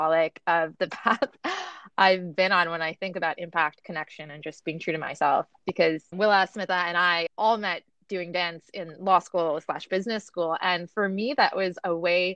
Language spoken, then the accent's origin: English; Canada; also born or lived in New York, United States / Washington DC, United States; I'm a Canadian who originally worked in intellectual property law in New York, went into consulting in DC, and eventually moved back to Canada